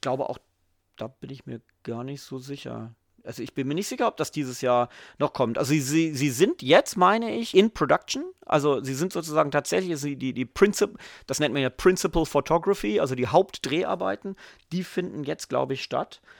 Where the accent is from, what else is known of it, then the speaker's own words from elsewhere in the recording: Göttingen, Lower Saxony, Germany; moved away; also born or lived in England; ich komme aus Göttingen, ähm, da war ich an der EGS